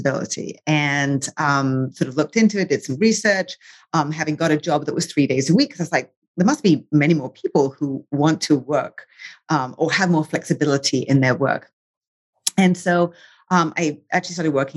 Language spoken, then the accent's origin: English; England, United Kingdom; moved away as an adult; I grew up in England. I am British and American now.